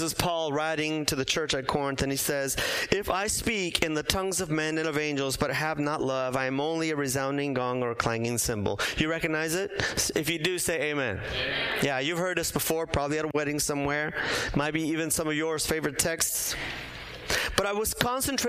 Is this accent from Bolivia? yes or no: yes; Bolivia; moved away; also born or lived in San Diego; I was born in Bolivia, grew up there, but from time to time we would visit my mom's relatives in Brazil